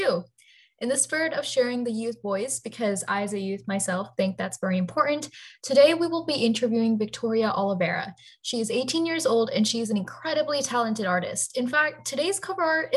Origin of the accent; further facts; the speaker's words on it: India; moved away; I'm actually Indian